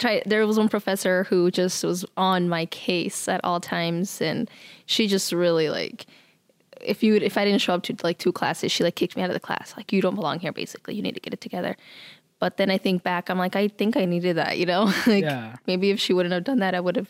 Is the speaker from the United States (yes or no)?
yes; Midwest, United States; I was told that I wasn't gonna make it because I was from the Midwest.